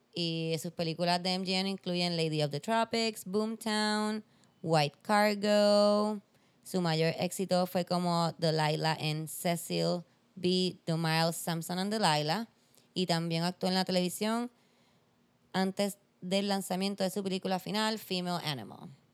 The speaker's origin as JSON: {"language": "Spanish", "country": "Puerto Rico", "said": "soy puertorriqueña"}